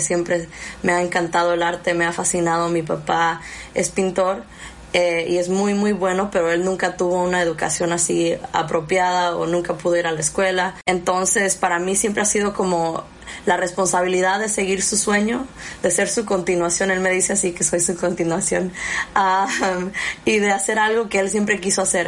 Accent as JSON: {"language": "Spanish", "area": "Napa Valley", "region": "California", "country": "United States", "tie": "born or raised there", "also_born_or_lived": "Arteaga, Michoacán, Mexico", "said": "crecí este indocumentada en el Valle de Napa"}